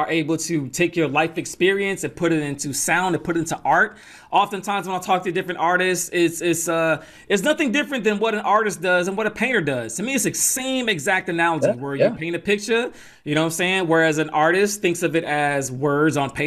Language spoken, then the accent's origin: English; Atlanta, Georgia, United States; also born or lived in New York; we moved to Atlanta when I was young, and that's where I get that mix of the Southern style but the East Coast ear